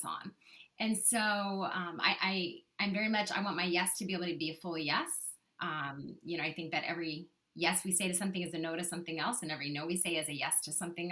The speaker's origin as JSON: {"language": "English", "region": "Kentucky", "country": "United States", "tie": "born or raised there", "also_born_or_lived": "Nashville, Tennessee", "moved": "yes", "lives_now": "Charlotte, United States", "said": "I grew up in Kentucky and lived in actually Nashville for a long time."}